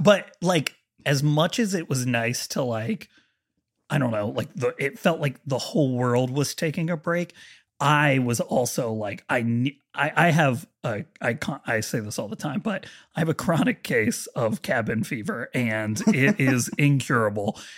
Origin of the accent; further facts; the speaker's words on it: Marietta, Ohio, United States; moved away; I'm from Marietta, Ohio